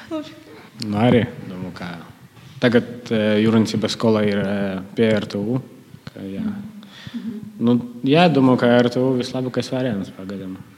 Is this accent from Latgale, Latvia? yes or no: yes; Malta, Latgale, Latvia; es arī no Maltas